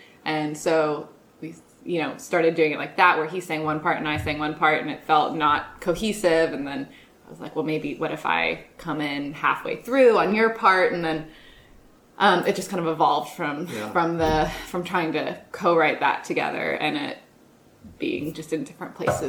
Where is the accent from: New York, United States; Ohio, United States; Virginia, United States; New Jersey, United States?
Virginia, United States; Lexington; moved away; my hometown, Lexington, was in the news that week.